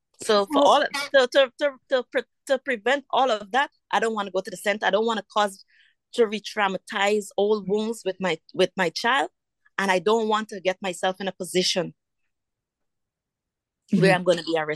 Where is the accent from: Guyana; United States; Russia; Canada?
Guyana; moved away; growing up in Guyana